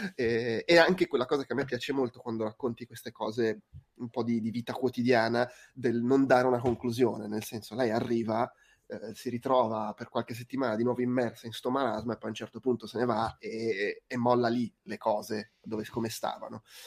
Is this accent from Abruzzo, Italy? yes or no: yes; Abruzzo, Italy; moved away; io ogni tanto torno in Abruzzo